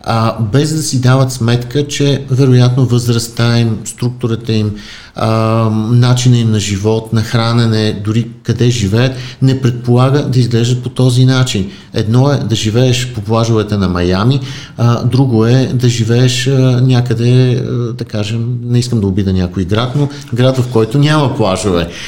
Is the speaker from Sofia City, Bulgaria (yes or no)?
no; Varna, Varna Province, Bulgaria; аз съм роден във